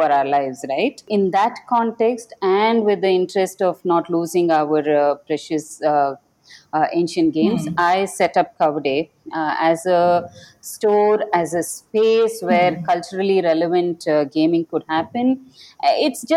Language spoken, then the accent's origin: English; Bengaluru, Karnataka, India; I come from Bengaluru.